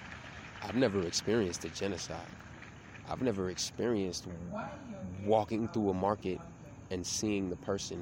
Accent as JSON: {"language": "English", "region": "Tennessee", "country": "United States", "tie": "born or raised there", "moved": "yes", "lives_now": "Miami, United States", "said": "I grew up in Tennessee, which is real country and real, like, redneck"}